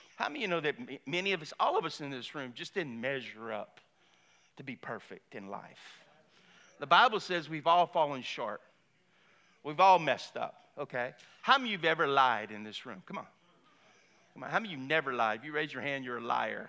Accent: Lafayette, Louisiana, United States; I grew up in Lafayette, I went to Cathedral Carmel.

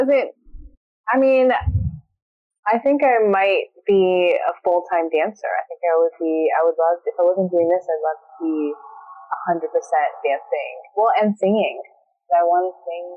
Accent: Cleveland, Ohio, United States; moved away; also born or lived in San Francisco; I'm from Cleveland, okay? And I lived in San Francisco

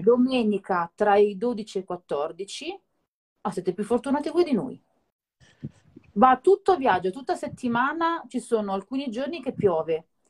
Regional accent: Naples, Campania, Italy; now in Milan, Italy; vediamo Napoli dalle mie parti

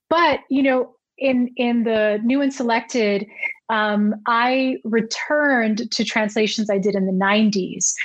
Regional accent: New Jersey, United States; I grew up in New Jersey

